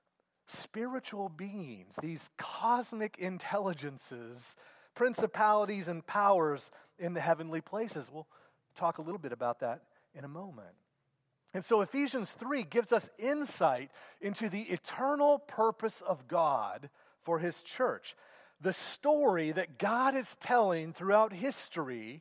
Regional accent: Sedgwick, Kansas, United States; moved away; I grew up in Sedgwick, Kansas.

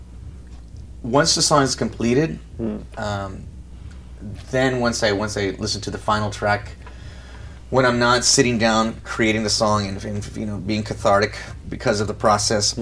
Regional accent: Los Angeles, California, United States; I'm from Los Angeles, and there you have Hollywood.

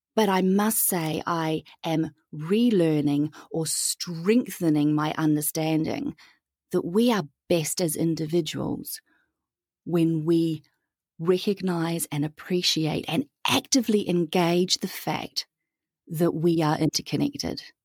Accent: New Zealand; moved away as an adult; also born or lived in Europe / Southeast Asia / Pacific; I am born and raised in New Zealand, hence the funny accent

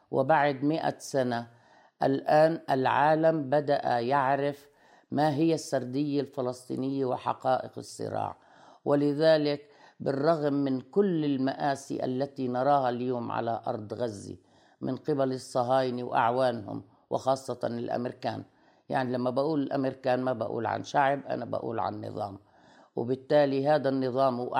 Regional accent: Lebanon; also born or lived in Palestine; أنا بالأصل لبنانية الجنسية لكني فلسطينية الهوى فبجمع ما بين آه، آه، يعني آه، رمزية ما أكون لبنانية وفلسطينية في آن معا

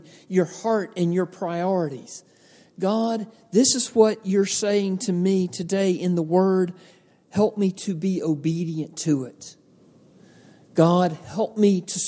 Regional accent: Georgia, United States; I grew up in Georgia out in the country

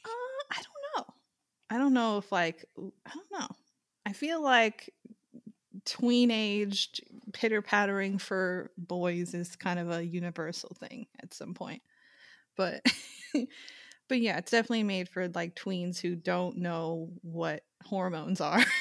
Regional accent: Long Island, New York, United States; I'm from Long Island

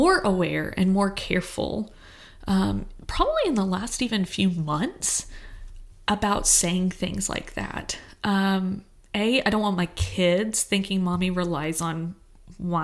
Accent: Texas, United States; I grew up in Texas.

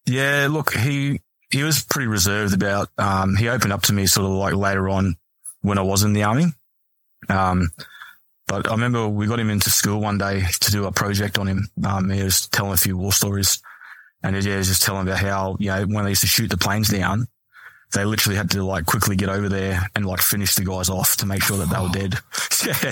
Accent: Mount Isa, Queensland, Australia; also born or lived in Townsville; growing up in Mount Isa is, like, trade.

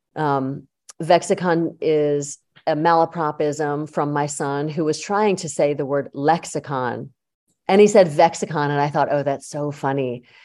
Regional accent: Yardley, Pennsylvania, United States; I grew up in Yardley, Pennsylvania

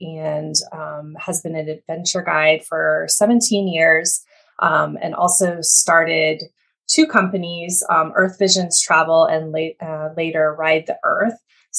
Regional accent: Montana, United States; moved away; growing up in Montana and being a part of a place that was really a destination for others, but living there.

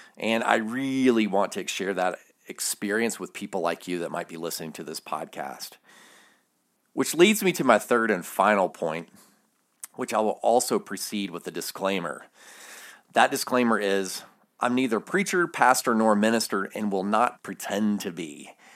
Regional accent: the South, United States; I'm from the South.

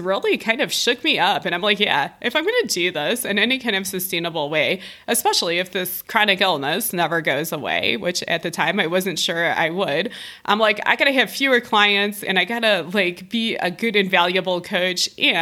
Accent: Ohio, United States; now in Denver, United States; moving back to Ohio, to my home state

